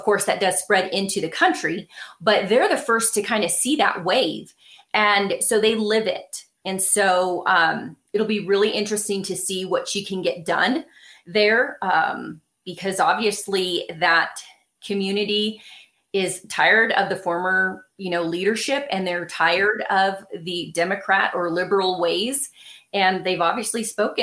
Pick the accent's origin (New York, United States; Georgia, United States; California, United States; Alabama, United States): California, United States; Los Angeles; I was born and raised in Los Angeles